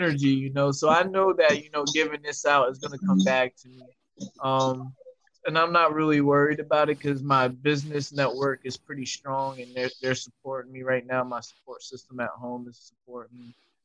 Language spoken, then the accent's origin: English; Fairless Hills, Pennsylvania, United States; I'm from Bucks County, Fairless Hills